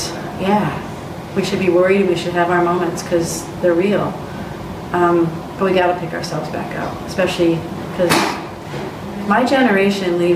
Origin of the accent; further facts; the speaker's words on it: just north of Grand Rapids, Michigan, United States; my hometown where I went to high school is over just north of Grand Rapids